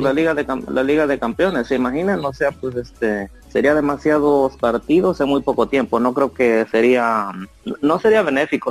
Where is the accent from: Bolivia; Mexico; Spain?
Mexico; Puebla; Yo soy del estado de Puebla